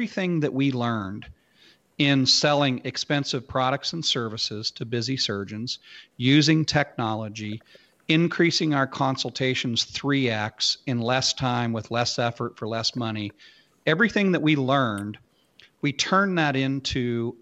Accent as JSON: {"language": "English", "region": "Arkansas", "country": "United States", "said": "I'm from Arkansas"}